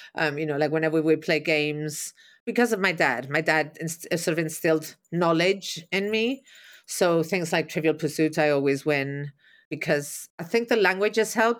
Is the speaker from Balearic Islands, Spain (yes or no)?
yes; Mallorca, Balearic Islands, Spain; moved away as an adult; also born or lived in London, United Kingdom / New York, United States; go back to my island